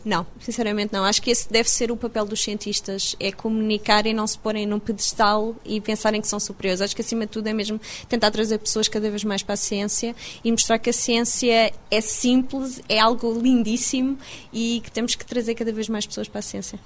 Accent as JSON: {"language": "Portuguese", "country": "Portugal", "also_born_or_lived": "Leiden, Netherlands", "moved": "as an adult", "lives_now": "London, United Kingdom", "said": "não interessa se sou portuguesa"}